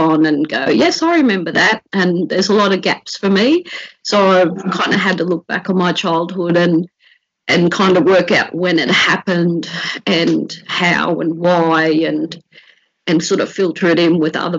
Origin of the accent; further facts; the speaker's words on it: Brisbane, Queensland, Australia; also born or lived in Park Ridge; We grew up in Inala, but we had travelled to Park Ridge to work in charcoal pits